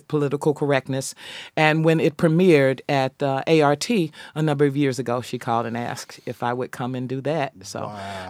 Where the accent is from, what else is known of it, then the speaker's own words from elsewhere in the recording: Dallas, Texas, United States; I grew up in Dallas